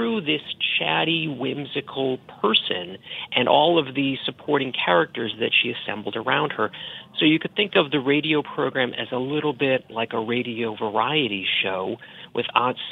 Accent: Boston, Massachusetts, United States; accent: Boston; moved away; you're hearing my Boston accent

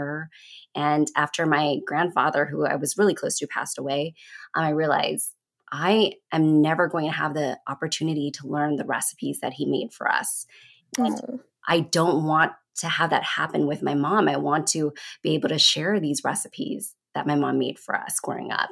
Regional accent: Stockton, California, United States; also born or lived in Cambodian refugee camp (birthplace); when my parents first came to the United States, they settled in Stockton, California

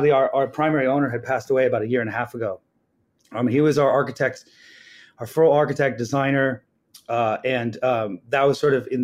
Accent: Los Angeles, California, United States; moved away as an adult; now in New York, United States; I'm from Los Angeles.

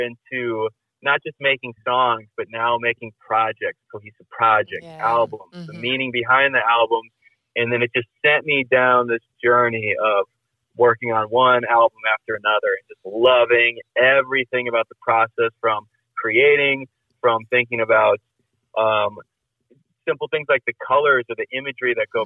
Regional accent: Libertyville, Illinois, United States; moved away as an adult; also born or lived in San Clemente, California / Lawrence, Kansas / Los Angeles, California; I grew up in Southern California and then moved to Chicago or Libertyville when I was like 8

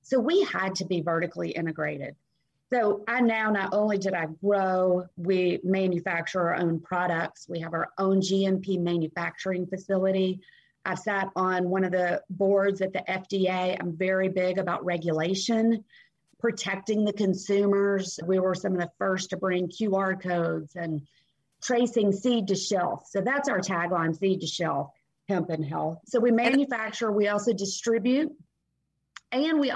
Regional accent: Nashville, Tennessee, United States; I grew up Southern in Nashville, Tennessee

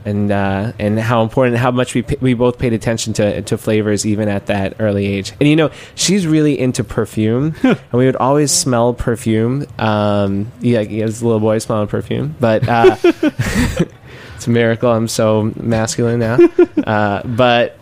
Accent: New York City, New York, United States; I grew up in Queens

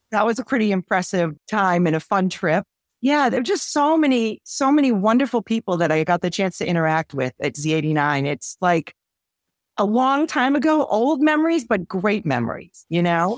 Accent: Quincy, Massachusetts, United States; I grew up in Quincy, Massachusetts

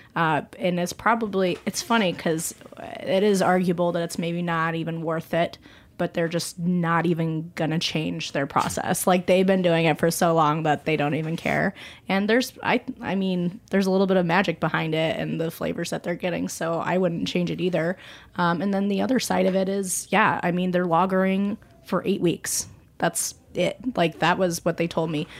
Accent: Colorado, United States; moved away; I'm from Colorado originally

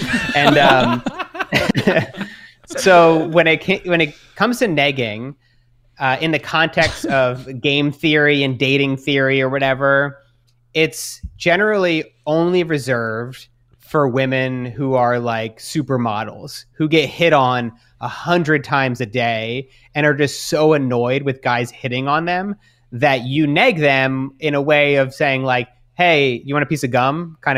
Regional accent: Australia; now in New York, United States; being in New York, being Australian, there's not a whole lot of them there.

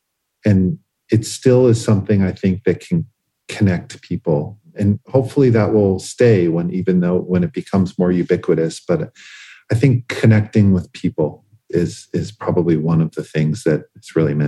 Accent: Boston, Massachusetts, United States; So, I probably had Larry Bird on the wall growing up in Boston, being a basketball

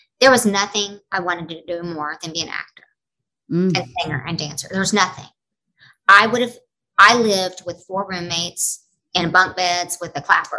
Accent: Oklahoma, United States; moved away as an adult; also born or lived in Los Angeles / Nashville; now in New York, United States; I have a camp in my hometown, a Broadway boot camp

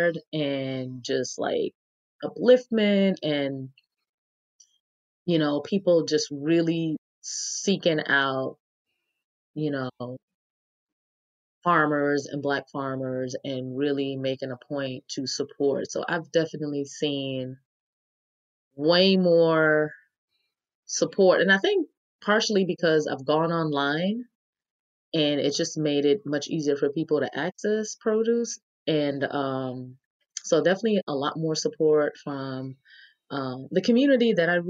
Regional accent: New York, United States; now in Atlanta, United States; I'm from New York

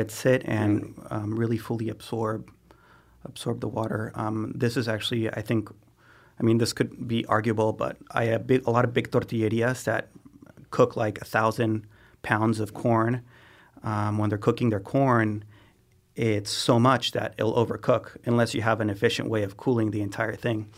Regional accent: Oaxaca, Mexico; moved away as an adult; I grew up in Oaxaca. I was there 18 years.

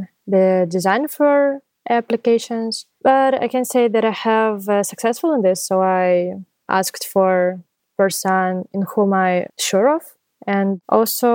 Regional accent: Zaporizhzhia, Zaporizhzhia Oblast, Ukraine; I'm from Ukraine, from Zaporizhia

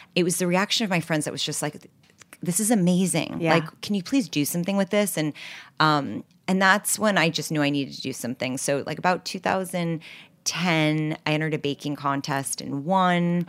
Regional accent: New York City, New York, United States; also born or lived in Los Angeles; I grew up in New York City on the Upper West Side, 87th and Broadway

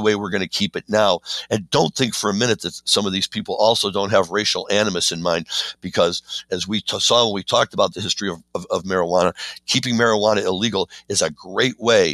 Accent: Missouri, United States; now in Chicago, United States; I'm not often proud to say I'm from Missouri

